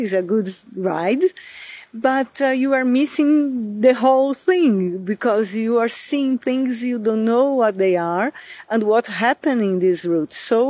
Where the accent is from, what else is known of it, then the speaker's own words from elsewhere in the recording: Brazil; moved away as an adult; now in Lisbon, Portugal; I'm a Brazilian citizen living in Lisbon for more than 20 years.